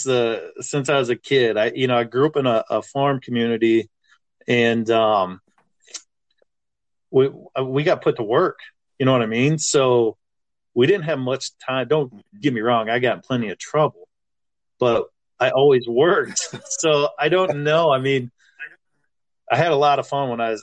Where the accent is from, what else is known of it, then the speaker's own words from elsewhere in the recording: Irwin, Iowa, United States; moved away as an adult; also born or lived in Minneapolis; I grew up in Irwin, Iowa. I grew up in town, but I worked on a farm